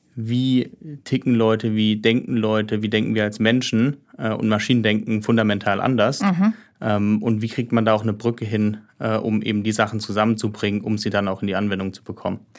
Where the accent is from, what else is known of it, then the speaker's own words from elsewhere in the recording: Heidelberg, Baden-Württemberg, Germany; ich bin ursprünglich, also ich komme aus Heidelberg